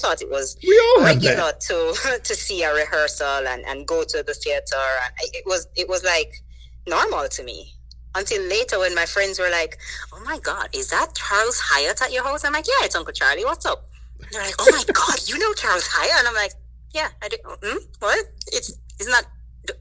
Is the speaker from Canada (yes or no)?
no; Jamaica; Growing up in Jamaica